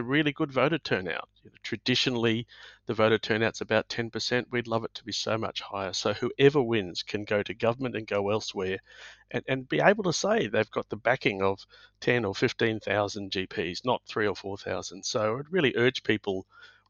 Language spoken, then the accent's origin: English; Brisbane, Queensland, Australia; I grew up in Brisbane, did my medical training in Brisbane